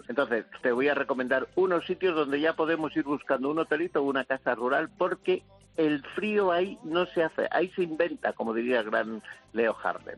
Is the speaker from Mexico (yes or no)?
no; Horcajo de la Ribera, Castile and León, Spain; yo soy de Orcajo de la Ribera, provincia de Ávila, en pueblo emblemático